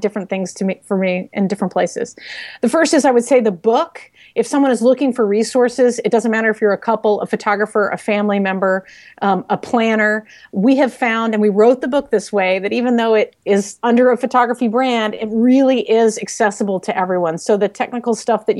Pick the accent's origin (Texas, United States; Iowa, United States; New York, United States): Texas, United States; I'm from Texas